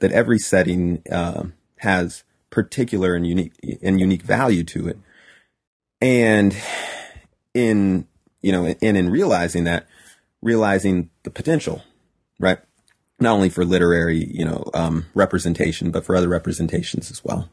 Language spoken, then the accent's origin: English; Highland, California, United States; also born or lived in Fontana, California / Pomona, California / Rialto, California; Highland, California, which is where I spent the vast majority of my childhood